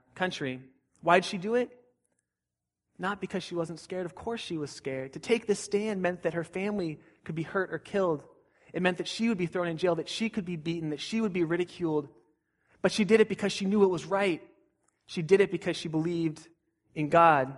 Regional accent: Southern California, United States; I grew up in Southern California

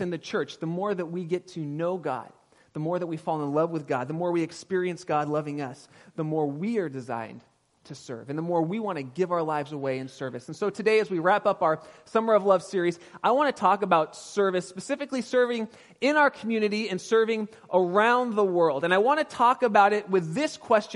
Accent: Pasadena, California, United States; now in Sonoma County, United States; I was raised in Pasadena area

